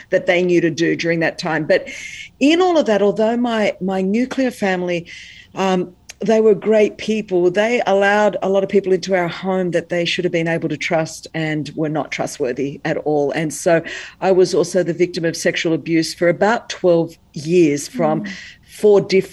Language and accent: English; Sydney, New South Wales, Australia; accent: Australian; I was born in Sydney, Australia. That's the accent.